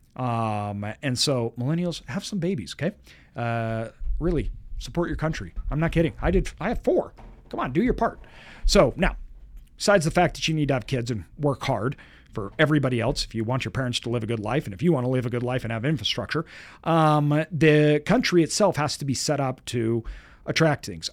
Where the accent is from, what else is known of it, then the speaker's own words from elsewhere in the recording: United States; as a Westerner, as an American